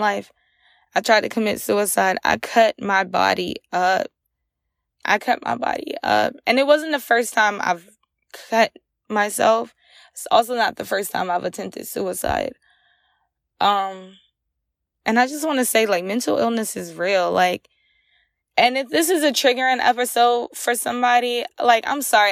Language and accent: English; Ahoskie, North Carolina, United States; now in Virginia, United States; I'm originally from Ahaski, North Carolina